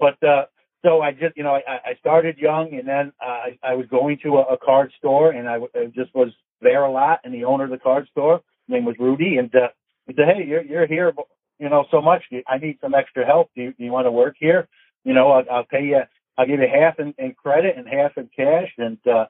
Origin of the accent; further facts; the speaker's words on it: New York City, New York, United States; I grew up in New York City